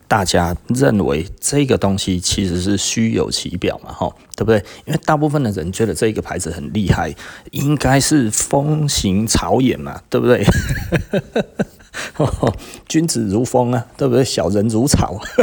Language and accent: Chinese; Taiwan; 这个跟我们台湾人讲流行是一样的意思啦